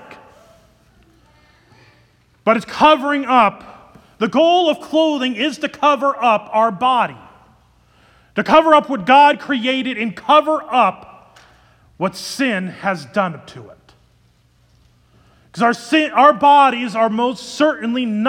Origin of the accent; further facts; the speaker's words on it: Ankeny, Iowa, United States; I grew up in Ankeny, Iowa. I lived there from second grade till I graduated from high school.